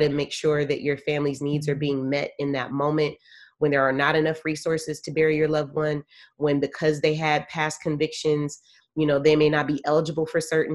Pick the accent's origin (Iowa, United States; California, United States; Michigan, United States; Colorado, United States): California, United States; San Francisco; I'm a native of San Francisco, born and raised